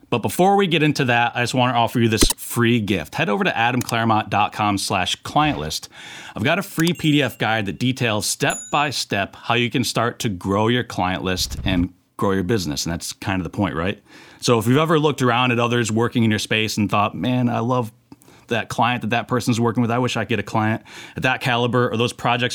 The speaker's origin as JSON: {"language": "English", "region": "New York", "country": "United States", "said": "I'm a New Yorker."}